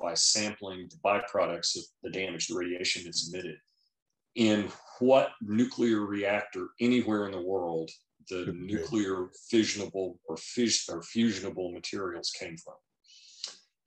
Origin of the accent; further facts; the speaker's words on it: United States; as an American